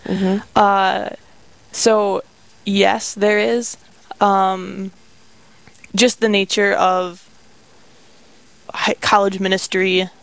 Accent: St. Cloud, Minnesota, United States; moved away as an adult; also born or lived in Duluth, Minnesota; now in Sioux Falls, United States; I grew up in St. Cloud in a big, good Catholic family. And then I went to school at the University of Minnesota Duluth. And when I was in school, my family moved to Sioux Falls.

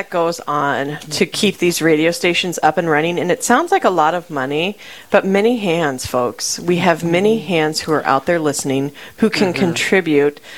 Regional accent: Sioux Falls, South Dakota, United States; I'm from there

